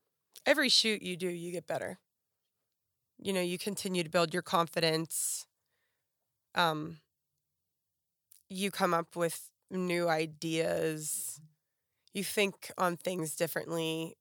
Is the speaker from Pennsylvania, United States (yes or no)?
yes; Pittsburgh, Pennsylvania, United States; now in Nashville, United States; Okay, well, I grew up in right outside of Pittsburgh, PA.